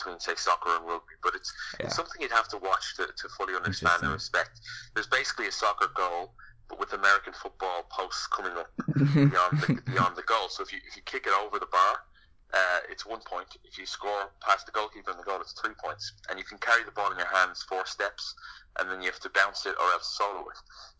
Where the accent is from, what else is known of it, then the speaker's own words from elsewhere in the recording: Ireland; moved away as an adult; now in United States; growing up in Ireland